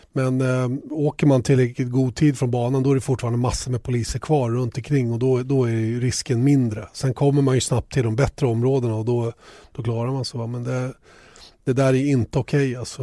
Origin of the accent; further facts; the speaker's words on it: Sweden; oss svenskar